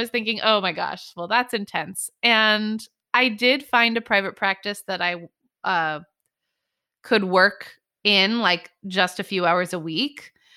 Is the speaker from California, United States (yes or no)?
yes; Bay Area, Northern California, United States; moved away as an adult; also born or lived in New York; I grew up in California, Northern California, in the Bay Area.